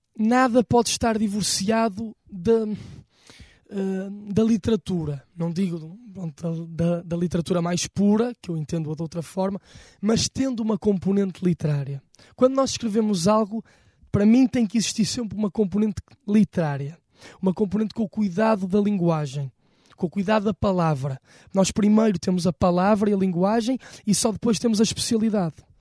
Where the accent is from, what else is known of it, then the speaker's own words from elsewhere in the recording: Porto, Norte, Portugal; a cidade do Porto, com o sítio onde nós nascemos, de onde somos naturais